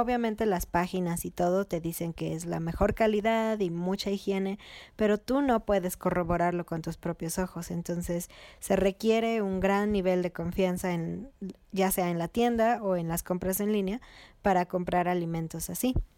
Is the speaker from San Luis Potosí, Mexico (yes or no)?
no; Mexico City, Mexico; now in Querétaro, Mexico; somos de Ciudad de México